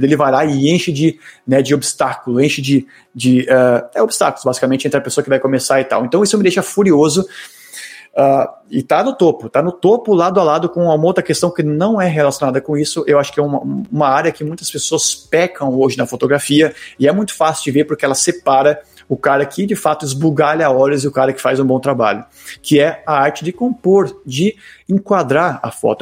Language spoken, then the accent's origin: Portuguese; Brazil; eu sou brasileiro